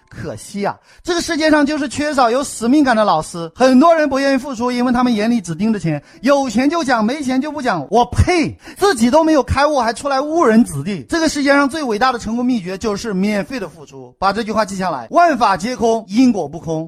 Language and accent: Chinese; China; 我们中国人